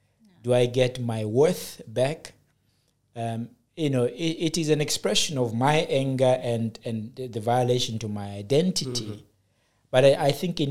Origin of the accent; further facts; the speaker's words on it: South Africa; I come from the plateau of South Africa.